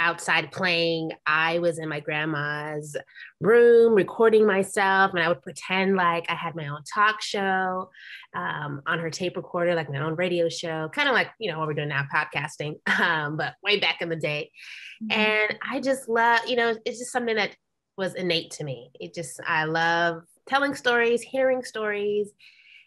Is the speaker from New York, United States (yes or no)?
yes; New York, United States; moved away as an adult; now in Los Angeles, United States; I'm from New York originally. So I moved back home